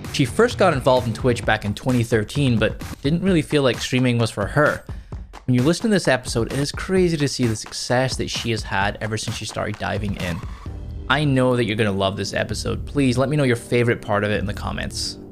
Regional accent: Scotland, United Kingdom; I grew up in the U K, so in Scotland.

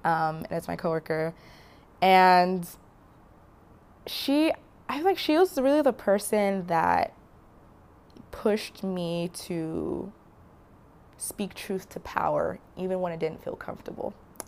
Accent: Nigeria; So I identify as a Black woman. Mm-hmm. And I am Nigerian

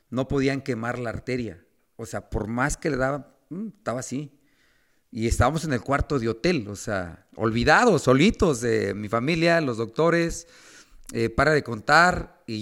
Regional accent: Mexico; como buen mexicano

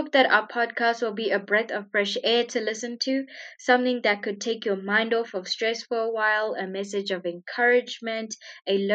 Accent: Sri Lanka; now in Zimbabwe; I do live in Zimbabwe in Southern Africa, but I am originally from Sri Lanka

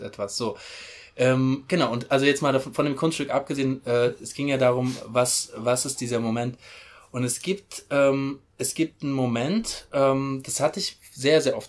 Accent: Mainz, Rhineland-Palatinate, Germany; ich komme aus Mainz

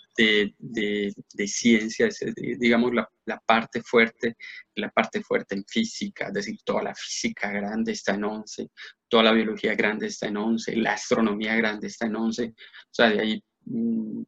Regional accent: Medellín, Antioquia, Colombia; moved away as an adult; also born or lived in Bogotá; yo me fui, de Medellín eh, pues a 18 años y me fui para la Nacional

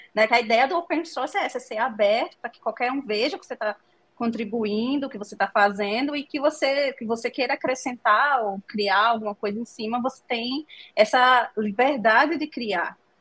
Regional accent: Northeast Region, Brazil; accent: nordestino; moved away as an adult; also born or lived in João Pessoa, Brazil; now in Estonia; eu sou nordestina

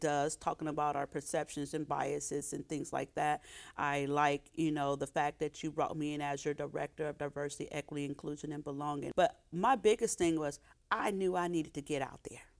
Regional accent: Oakland, California, United States; I grew up in Oakland

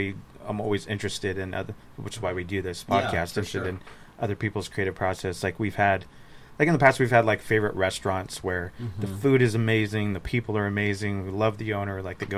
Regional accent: Riverside, California, United States; we've newer to Redlands, obviously, growing up in Riverside.

